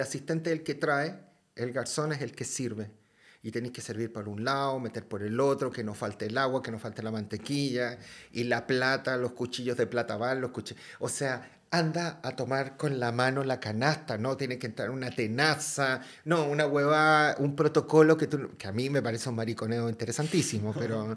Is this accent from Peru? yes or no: no; Chile; moved away; soy de Chile